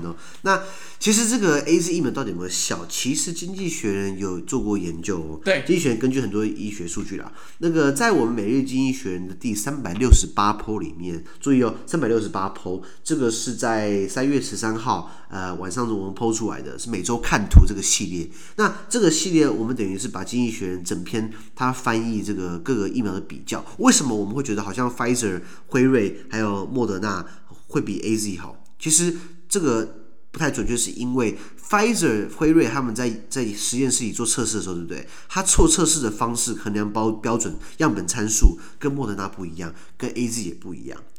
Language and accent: Chinese; Taiwan; 哎，好像我们台湾人刚好只拿到 A Z，对不对？